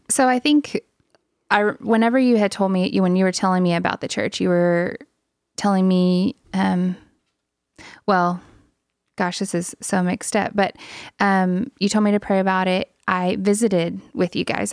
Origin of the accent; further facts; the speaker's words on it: Louisiana, United States; moved away; I am Native American, part of the, part of the Cacheta tribe of Louisiana